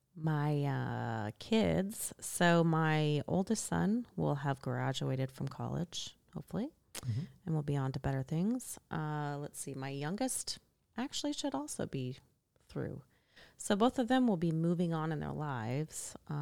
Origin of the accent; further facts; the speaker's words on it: Midwest, United States; moved away as an adult; now in San Antonio, United States; I grew up in the Midwest in a small town, and I grew up around my grandparents and my cousins